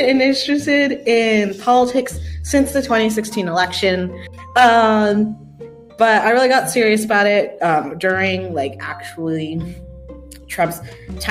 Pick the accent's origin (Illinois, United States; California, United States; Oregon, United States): Oregon, United States; also born or lived in Texas; I'm from Oregon, where Pacific Northwesterns unite.